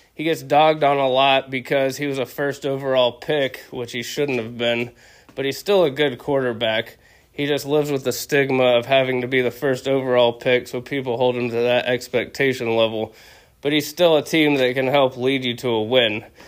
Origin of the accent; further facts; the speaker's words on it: Dallas, Texas, United States; I was born and raised in Dallas